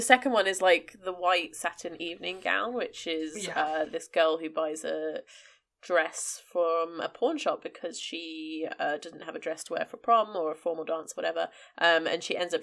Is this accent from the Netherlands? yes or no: no; Cyprus; I grew up in Cyprus